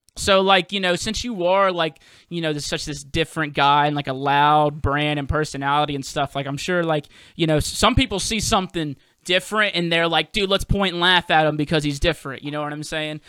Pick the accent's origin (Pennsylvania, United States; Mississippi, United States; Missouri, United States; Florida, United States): Mississippi, United States; moved away as an adult; now in New Orleans, United States; I'm originally from Mississippi, but I live in New Orleans now